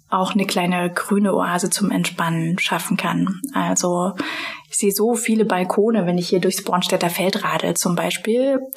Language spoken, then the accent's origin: German; Thuringia, Germany; moved away; also born or lived in Potsdam; ich komme gebürtig aus Thüringen, ich bin quasi mit der Bratwurst